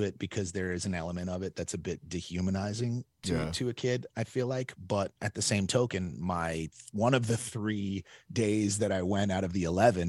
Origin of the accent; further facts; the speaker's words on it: Brooklyn, New York, United States; also born or lived in Staten Island; I was born and raised in Brooklyn, New York. So I went to Lafayette High School first, but I didn't really go, to be honest.